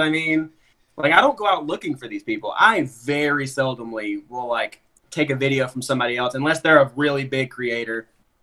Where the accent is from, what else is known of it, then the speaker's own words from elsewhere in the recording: Alabama, United States; I grew up in Alabama